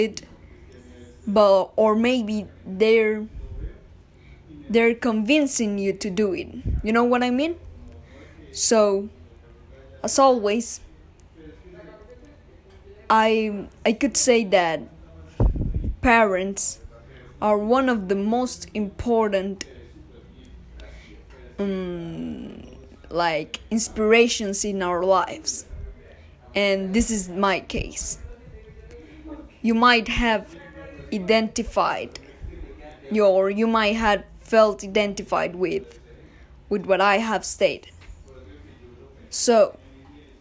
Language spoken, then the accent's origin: English; Bogotá, Colombia; I am from Bogota City.